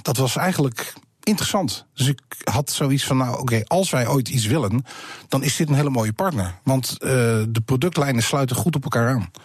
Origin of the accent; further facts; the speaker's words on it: Netherlands; wij zijn Nederlanders